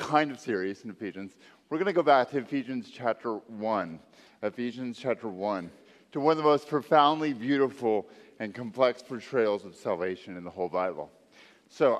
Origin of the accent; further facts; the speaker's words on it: Texas, United States; moved away; I'm from Texas